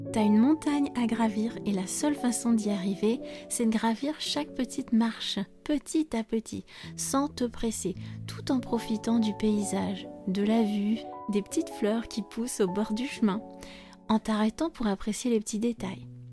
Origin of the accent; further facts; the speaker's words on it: France; je suis française